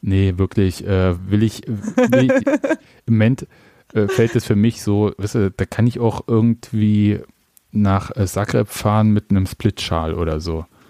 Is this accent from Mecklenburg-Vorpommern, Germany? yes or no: no; Leipzig, Saxony, Germany; Ist ja schließlich meine Geburtsstadt